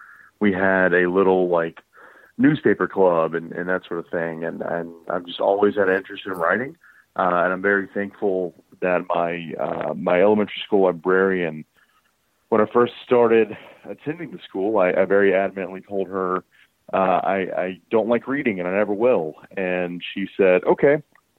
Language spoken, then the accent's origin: English; Columbus, Georgia, United States; also born or lived in Henry County, Georgia / Carrollton, Georgia; now in Atlanta, United States; Originally, I am from Columbus, Georgia, down by Fort Benning and all that. And then in high school, I lived in Henry County, just south of Atlanta